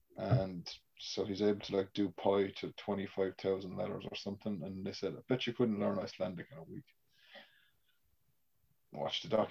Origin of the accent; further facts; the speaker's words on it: Ireland; moved away; growing up in Ireland, where I'm from